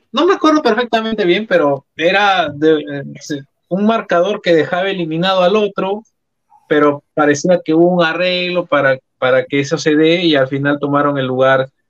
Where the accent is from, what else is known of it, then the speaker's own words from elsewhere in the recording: Lima, Peru; Yo soy de acá de Lima. Yo soy de Lima.